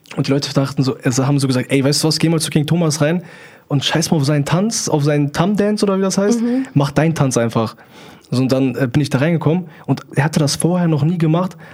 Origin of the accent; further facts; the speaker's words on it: near Hanover, Lower Saxony, Germany; Ich komme aus der Nähe von Hannover